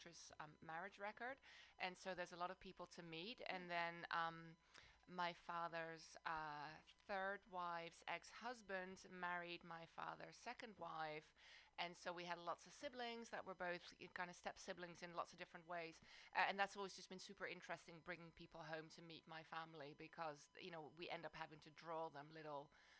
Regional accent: Amsterdam, North Holland, Netherlands; also born or lived in London, United Kingdom; now in South Bay, United States; I live in the South Bay, but I'm originally from Amsterdam, the Netherlands, and then I also spend some years of my life in London, UK

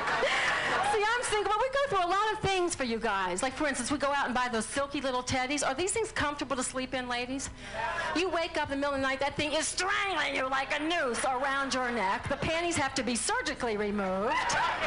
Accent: New Orleans, Louisiana, United States; I'm from New Orleans

